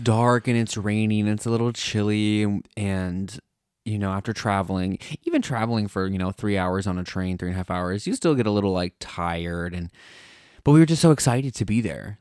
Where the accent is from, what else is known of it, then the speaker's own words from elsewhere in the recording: United States; now in Italy; inherently we're American